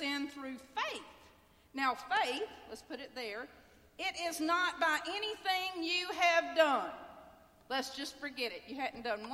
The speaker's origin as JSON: {"language": "English", "town": "Homewood", "region": "Alabama", "country": "United States", "tie": "born or raised there", "also_born_or_lived": "Birmingham, Alabama", "said": "I grew up in Birmingham, Alabama. I grew up in Homewood, Alabama"}